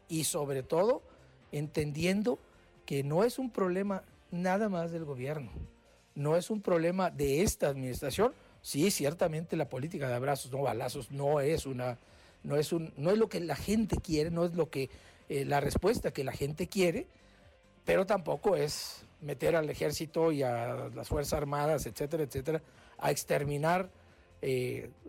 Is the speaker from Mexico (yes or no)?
yes; Mexico; Y los mexicanos, una vez más, hemos respondido como mexicanos, como cristianos, como católicos y al mismo tiempo como ciudadanos.